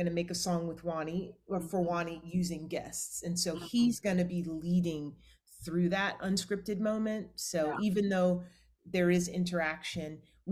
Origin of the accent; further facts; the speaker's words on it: Atlanta, Georgia, United States; moved away as an adult; also born or lived in Los Angeles, California; now in Orlando, United States; I'm from Atlanta